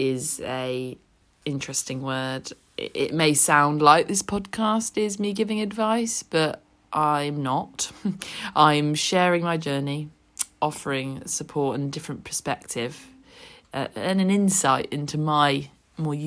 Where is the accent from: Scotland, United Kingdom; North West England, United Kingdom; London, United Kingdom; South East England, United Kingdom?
South East England, United Kingdom; Oxfordshire; moved away as an adult; now in Bognor Regis, United Kingdom; I'm originally from Oxfordshire and moved to Bognor Regis over 10 years ago with my job.